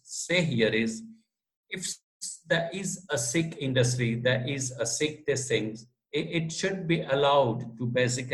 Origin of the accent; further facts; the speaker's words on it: Gujarat, India; first language Gujarati; English is a second language; also born or lived in United Kingdom; I translated it into Gujarati, which is my mother tongue. So being Gujarati